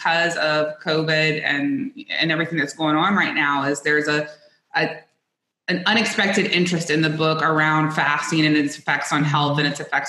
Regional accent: South Louisiana, United States; I grew up in South Louisiana

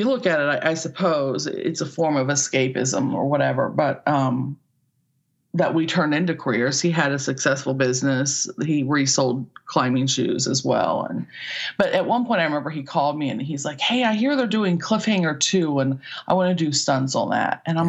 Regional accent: Midwest, United States; Just growing up in the Midwest and both not feeling like we belonged, if that makes sense.

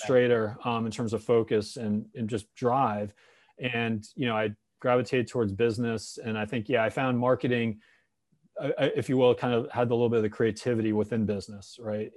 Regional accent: Connecticut, United States; I grew up in Connecticut

